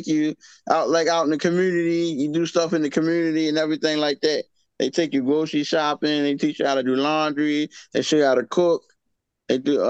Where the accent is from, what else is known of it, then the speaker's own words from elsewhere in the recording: Yeaton, Pennsylvania, United States; I'm from Yeaton, Pennsylvania.